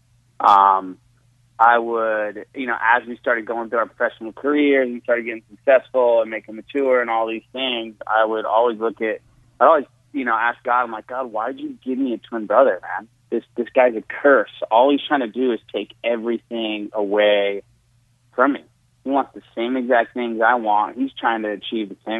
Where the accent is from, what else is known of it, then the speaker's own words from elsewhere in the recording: Satellite Beach, Florida, United States; now in Orlando, United States; I was born in Satellite Beach and then actually live in Orlando.